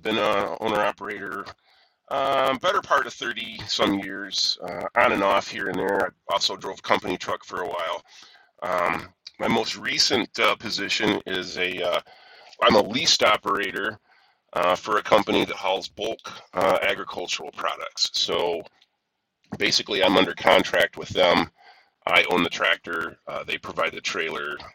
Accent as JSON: {"language": "English", "area": "near Rockford", "region": "rural northern Illinois", "country": "United States", "tie": "born or raised there", "said": "I'm from rural northern Illinois"}